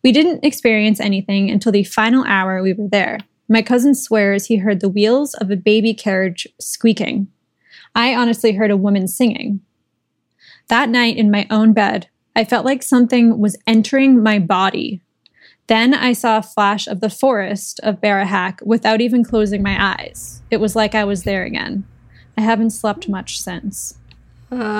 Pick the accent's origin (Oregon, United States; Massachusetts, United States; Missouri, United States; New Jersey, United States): Massachusetts, United States; I grew up in Massachusetts